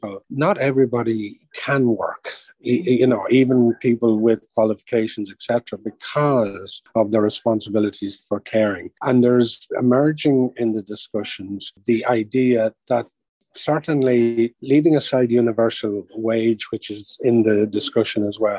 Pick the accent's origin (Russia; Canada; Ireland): Ireland; being Irish